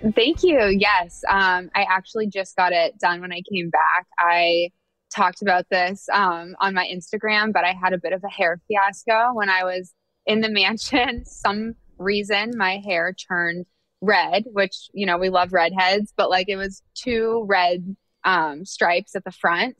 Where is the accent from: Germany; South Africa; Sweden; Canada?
Canada; Oakville, Ontario; also born or lived in Ohio / San Francisco / New York; now in Atlanta, United States